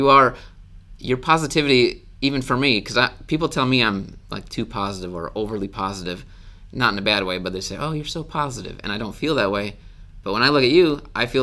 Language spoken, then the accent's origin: English; Wisconsin, United States; moved away; I grew up in Wisconsin.